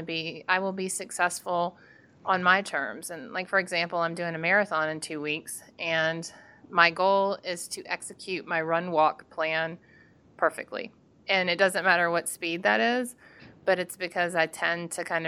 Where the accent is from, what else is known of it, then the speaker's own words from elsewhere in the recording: Georgia, United States; I'm from Georgia